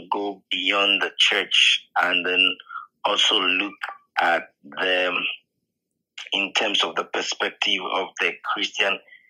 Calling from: Ghana; I'm speaking from Ghana, Africa, in West Africa, and we have different time zones.

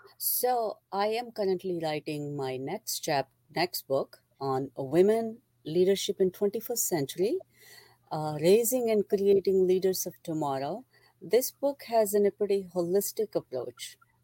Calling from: New Jersey, United States; I am in central New Jersey.

